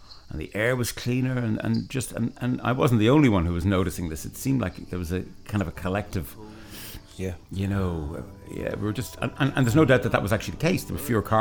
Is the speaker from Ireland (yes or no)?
yes; Ireland; we're Irish musicians, so our Irishness, where we come from, is going to come through in it